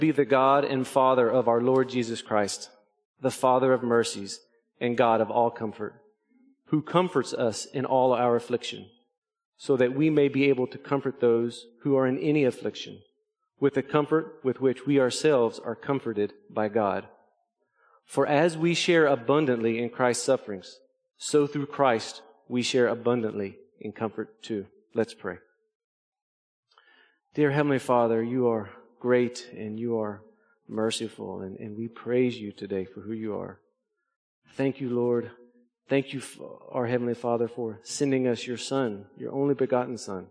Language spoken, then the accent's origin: English; Arkansas, United States; moved away as an adult; I was born and raised in Arkansas